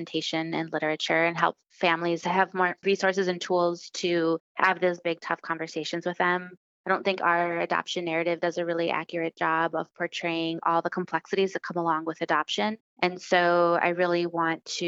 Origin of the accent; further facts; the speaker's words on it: Milwaukee, Wisconsin, United States; also born or lived in Santiago, Chile; I was born in Santiago, Chile, and I was raised in Milwaukee, Wisconsin